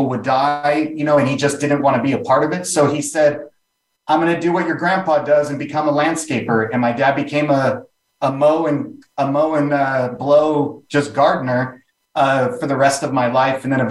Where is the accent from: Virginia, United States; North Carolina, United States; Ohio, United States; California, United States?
California, United States; Ventura; also born or lived in Beverly Hills / Van Nuys / Los Angeles; Born in Beverly Hills, but most of my life, I grew up in a little beach town north of Malibu, south of Santa Barbara, called Ventura Beach.